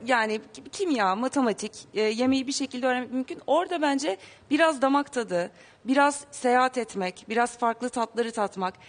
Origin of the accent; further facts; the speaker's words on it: Bursa, Turkey; Bursalıyız. Bursa'da yaşıyorduk.